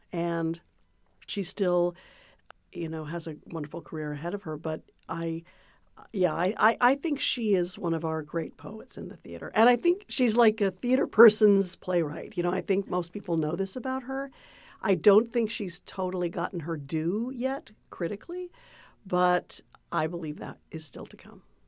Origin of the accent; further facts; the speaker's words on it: Santa Cruz, California, United States; I grew up in Santa Cruz, California